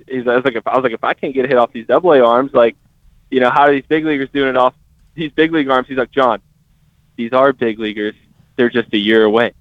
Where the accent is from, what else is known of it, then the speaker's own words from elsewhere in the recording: Tennessee, United States; I'm from Tennessee